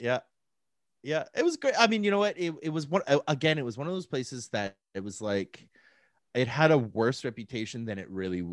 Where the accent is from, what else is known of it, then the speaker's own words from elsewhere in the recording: Calgary, Alberta, Canada; moved away as an adult; also born or lived in Victoria, British Columbia / Vancouver, British Columbia; now in Saskatoon, Canada; born and raised in Calgary